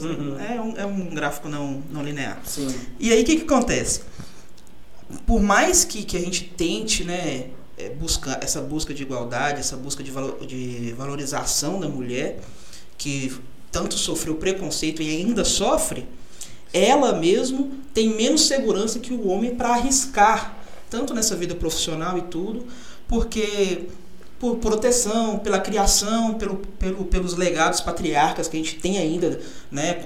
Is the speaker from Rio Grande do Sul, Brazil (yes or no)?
no; São Paulo, Brazil; now in Pirapora, Brazil; Eu sou de São Paulo